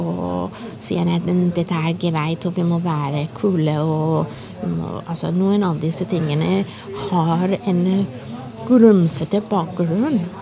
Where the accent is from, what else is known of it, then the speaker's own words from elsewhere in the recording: Iran; Norwegian is a second language; moved away as an adult; now in Norway; jeg kommer fra Iran. Jeg er flyktning